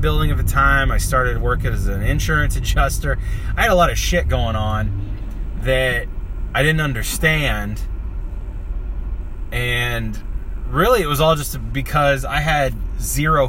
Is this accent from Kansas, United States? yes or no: yes; Kansas, United States; moved away; also born or lived in northern Minnesota; I'm from Kansas, and we call it casserole